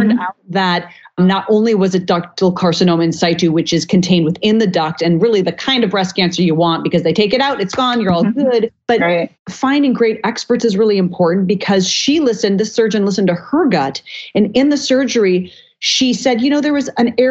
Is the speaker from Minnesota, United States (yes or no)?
yes; Minnesota, United States; I grew up in Minnesota eating every part of the cow there was